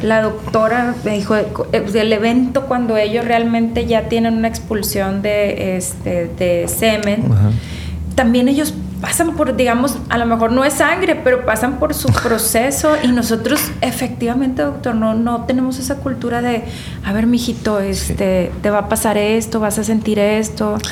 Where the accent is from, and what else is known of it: Nuevo León, Mexico